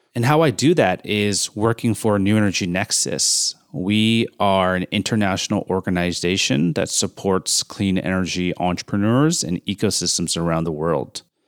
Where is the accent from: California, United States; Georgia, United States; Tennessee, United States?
California, United States; Bay Area; moved away; I grew up in the Bay Area during the solar boom